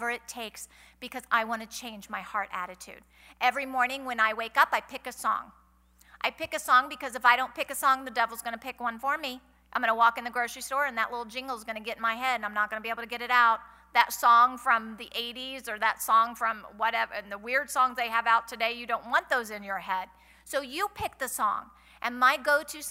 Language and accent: English; United States; my church and my home and that I'm American